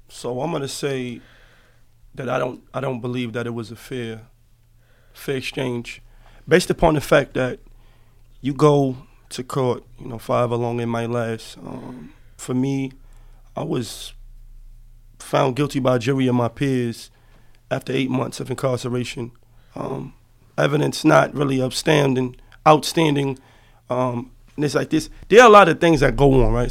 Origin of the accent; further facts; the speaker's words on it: New York City, New York, United States; I am originally from Harlem, New York. Lincoln Houses